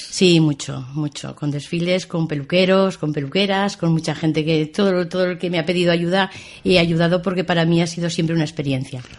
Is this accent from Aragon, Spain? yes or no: yes; Binéfar, Aragon, Spain; also born or lived in Tamarite de Litera; Sí, yo soy hija de Binefar.